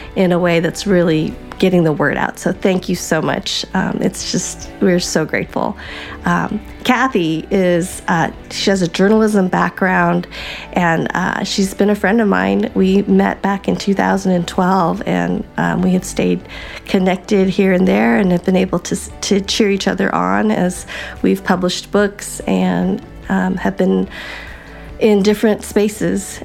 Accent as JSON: {"language": "English", "region": "Colorado", "country": "United States", "tie": "born or raised there", "said": "I grew up in Colorado"}